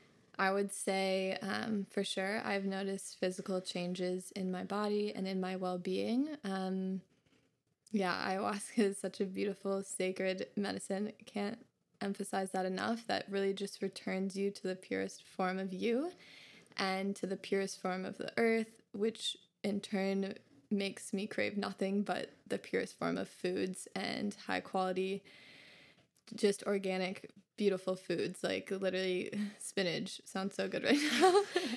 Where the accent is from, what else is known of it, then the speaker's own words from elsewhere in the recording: Minnesota, United States; moved away as an adult; also born or lived in Bali / Kauai; as Chloe said. I'm originally from Minnesota and yeah, moved away last year